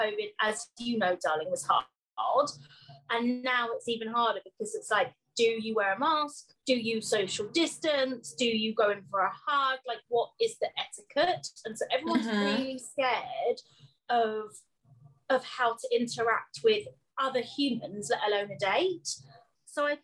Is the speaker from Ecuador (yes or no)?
no; United Kingdom; We're British.